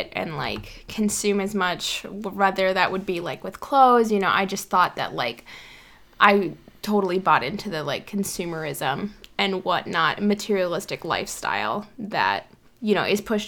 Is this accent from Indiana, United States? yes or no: no; South Dakota, United States; I actually grew up in an area of South Dakota with a lot of Native Americans